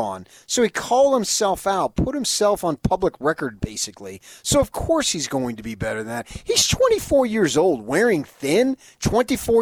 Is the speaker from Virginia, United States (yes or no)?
no; Phoenix, Arizona, United States; moved away; my hometown, Phoenix, Arizona